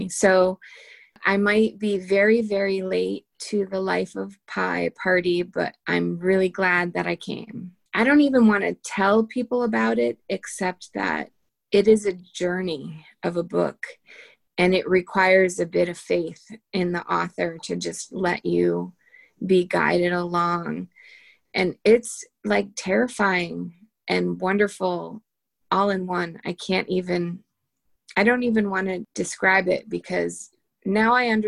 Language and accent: English; Litchfield County, Connecticut, United States; moved away; Litchfield County in Connecticut, which is where I'm from